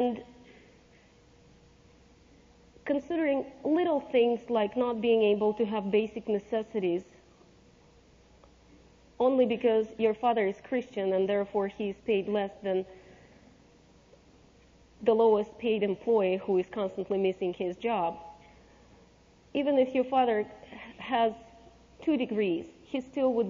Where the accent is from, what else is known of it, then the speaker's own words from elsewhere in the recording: Saint Petersburg, Russia; also born or lived in Ukraine; now in United States; I grew up in St. Petersburg, Russia